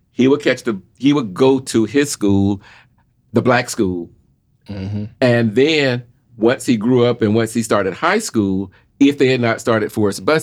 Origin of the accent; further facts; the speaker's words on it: Jacksonville, Florida, United States; I grew up in Jacksonville, Florida, where I had a material a, substantial black community